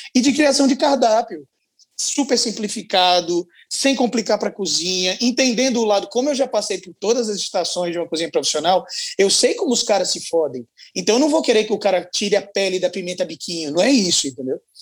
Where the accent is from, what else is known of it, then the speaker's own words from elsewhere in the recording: Maceió, Alagoas, Brazil; Eu sou de Alagoas, lá de Maceió